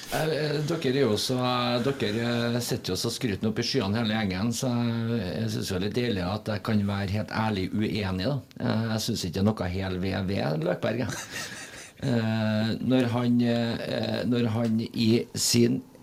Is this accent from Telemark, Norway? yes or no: no; Trøndelag, Norway; som trønder